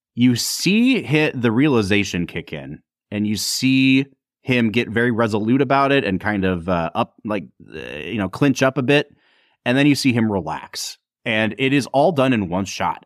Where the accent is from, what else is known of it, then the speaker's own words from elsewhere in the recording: United States; I'm an American